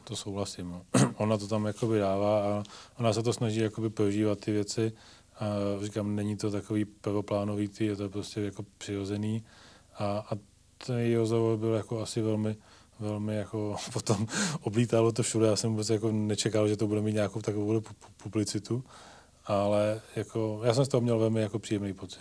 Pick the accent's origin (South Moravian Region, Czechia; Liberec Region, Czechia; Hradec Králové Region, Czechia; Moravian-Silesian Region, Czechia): South Moravian Region, Czechia; Ivančice; moved away as an adult; also born or lived in Prague; now in South Bohemia, Czechia; Já vlastně pocházím z, z Ivanči z Jižní Mojavy